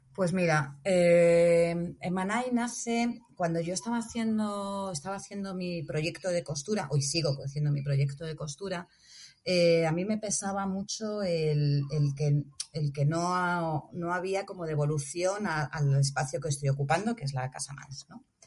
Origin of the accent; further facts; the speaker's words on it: Móstoles, Community of Madrid, Spain; moved away as an adult; now in Senegal; una ciudad como Móstoles, que es de donde yo soy.